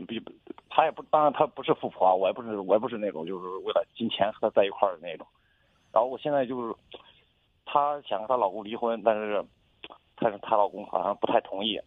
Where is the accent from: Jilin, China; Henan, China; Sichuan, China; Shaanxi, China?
Henan, China; Zhengzhou; 我都是郑州人，我都，我家是广西那边的